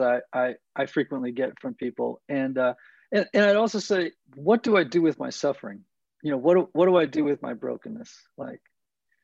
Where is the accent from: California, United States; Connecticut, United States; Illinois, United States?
Connecticut, United States; Greenwich; also born or lived in New York; now in Nashville, United States; I grew up in Greenwich, Connecticut, a small, wealthy community about 35 miles from Midtown Manhattan